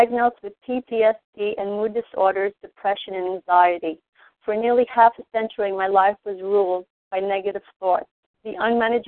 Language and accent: English; New York City, New York, United States; I was born and raised in New York City